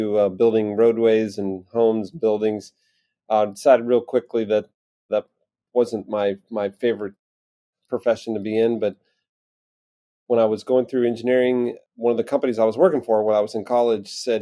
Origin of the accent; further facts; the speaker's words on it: East Coast, United States; moved away as an adult; also born or lived in Quad Cities, Iowa; growing up on the East Coast to Midwest